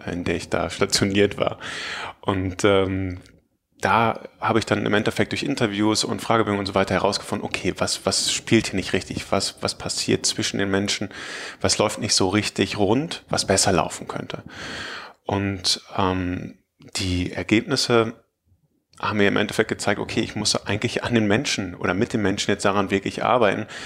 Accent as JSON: {"language": "German", "town": "Münster", "region": "North Rhine-Westphalia", "country": "Germany", "said": "Ich komme aus Münster, aus der Nähe von Münster, um genau zu sein."}